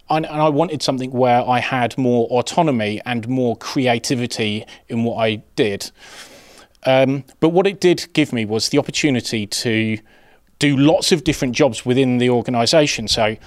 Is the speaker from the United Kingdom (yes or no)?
yes; England, United Kingdom; that's not particularly uncommon for a young boy growing up in England